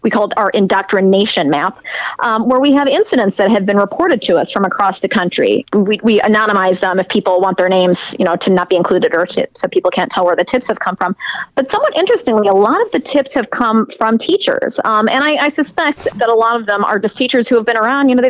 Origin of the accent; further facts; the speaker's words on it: Chicago, Illinois, United States; moved away; I'm from Chicago originally